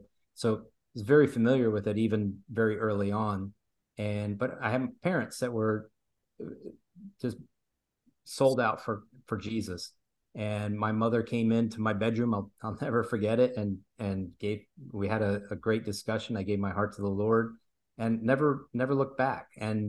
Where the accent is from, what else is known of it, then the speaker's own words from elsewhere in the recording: Brazil; also born or lived in Italy; Sure. I grew up in Italy and then in Brazil, and I distinctly remember being in the house in Brazil.